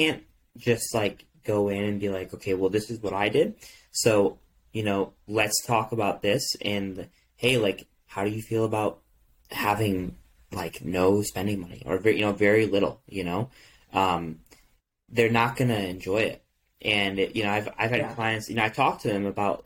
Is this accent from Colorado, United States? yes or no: no; Michigan, United States; I grew up in Michigan, so they had this thing where you can return cans for 10 cents